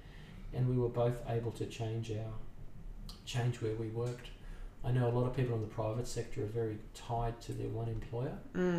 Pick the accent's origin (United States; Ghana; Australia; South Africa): Australia; Sydney, New South Wales; moved away as an adult; now in Brisbane, Australia; I grew up in Sydney, and my career started in Sydney